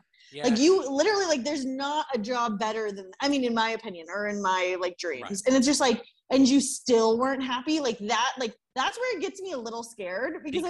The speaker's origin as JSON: {"language": "English", "town": "Los Angeles", "region": "California", "country": "United States", "tie": "born or raised there", "also_born_or_lived": "Louisiana", "moved": "as an adult", "lives_now": "Mexico City, Mexico", "said": "I went to school at LSU, so I was in right. Louisiana, and I'm from Los Angeles"}